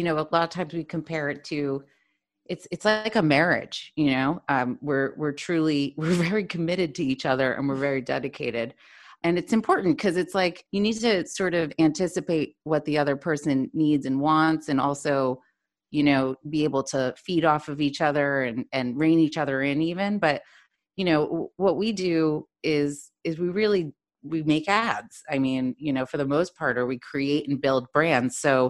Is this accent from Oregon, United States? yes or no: no; New York, United States; moved away as an adult; now in Sydney, Australia; I was born and raised in New York, also working in advertising, where I met Deb, as she said, 14 years ago. Been there my whole entire life up until recently. I now am living in Sydney. Yes, Sydney as in Australia.